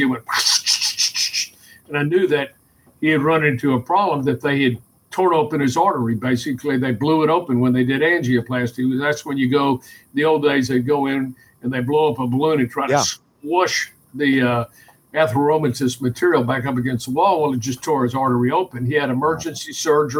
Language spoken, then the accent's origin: English; Houston, Texas, United States; I grew up in Houston, Texas